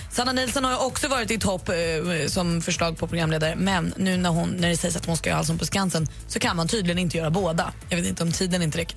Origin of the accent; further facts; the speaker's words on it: Skåne, Sweden; now in Gothenburg, Sweden; Ja, fast jag är skåning.